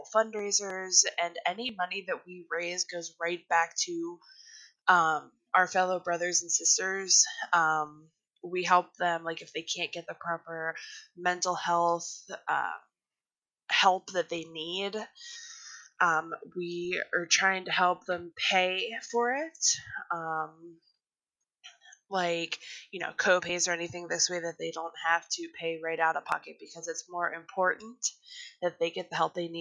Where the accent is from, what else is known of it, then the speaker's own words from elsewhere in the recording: Arnold, Pennsylvania, United States; moved away; also born or lived in Vernon Township; Back home, in my hometown of Arnold, Pennsylvania, I started helping out a lot at our fire department